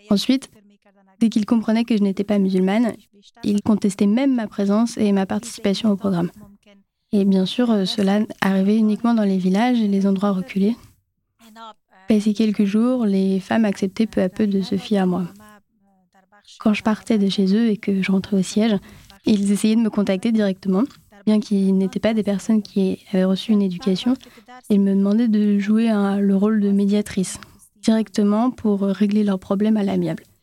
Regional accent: Afghanistan; French is a second language; je suis afghane. Je viens d'Afghanistan.

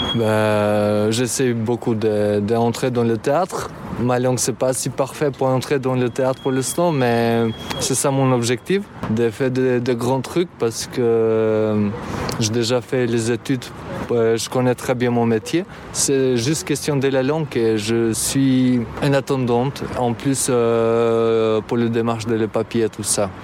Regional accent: Albania; French is a second language; moved away as an adult; now in France; j'ai 27 ans, je viens d'Albanie. J'ai fini le, master en Albanie

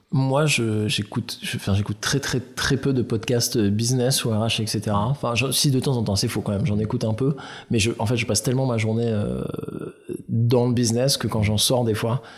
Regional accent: Aix-en-Provence, Provence-Alpes-Côte d'Azur, France; now in Paris, France; j'ai grandi à Aix

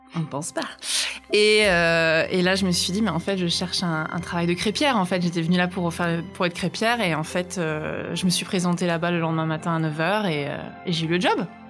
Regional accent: Brittany, France; also born or lived in New Zealand; now in Paris, France; une Bretonne à Paris, les expatriés bretons

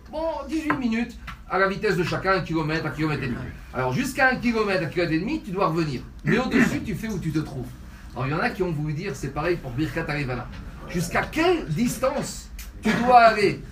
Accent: Tunisia; je suis un Tunisien

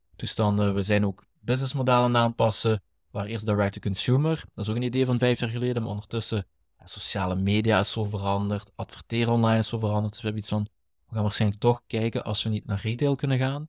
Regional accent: Limburg, Flanders, Belgium; accent: Limburgish; Wij zijn allebei opgegroeid, in, eh, zoals ik daarnet zei, een typisch arbeidersgezin. komen mhm. Ik kom uit Limburg, uit de mijnstreek.

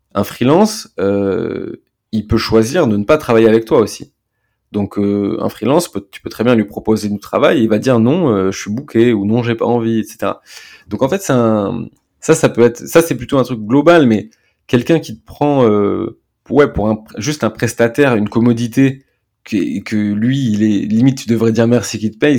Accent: France; on est français

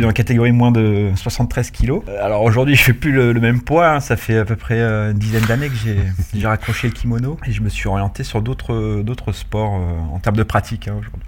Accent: Paris, Île-de-France, France; also born or lived in Orléans / Lyon; now in Issy-les-Moulineaux, France; je suis originaire de Paris.

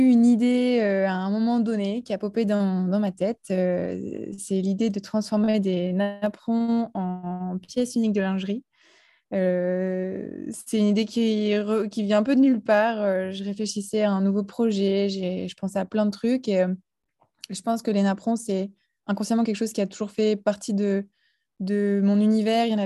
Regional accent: Pas-de-Calais, Hauts-de-France, France; also born or lived in Nord / Lille; je suis originaire du Pas-de-Calais. je suis née dans, dans le Nord

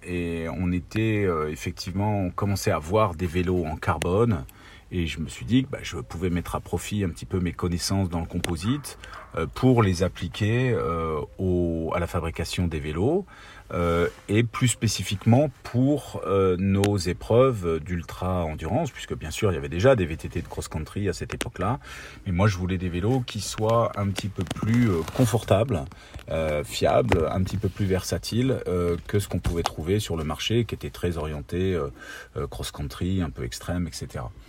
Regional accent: Ardennes, Grand Est, France; viens des, des Ardennes originellement. J'ai grandi là-bas. j'ai fait toute mon enfance.

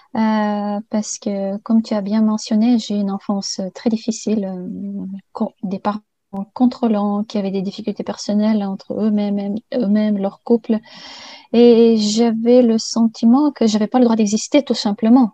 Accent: Bulgaria; moved away; also born or lived in Sofia; je suis née en Bulgarie. Et je suis partie faire des études à Sofia

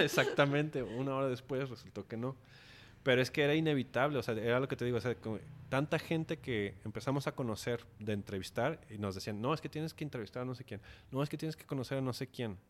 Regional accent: Mexico; uno como mexicano

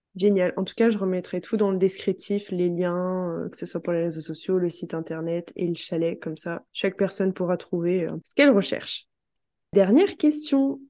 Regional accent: France; en tant que Français

